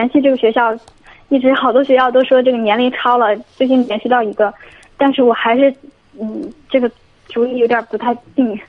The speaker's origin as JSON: {"language": "Chinese", "town": "Zhangjiakou", "region": "Hebei", "country": "China", "moved": "as an adult", "lives_now": "Beijing, China", "said": "我家是河北张家口。"}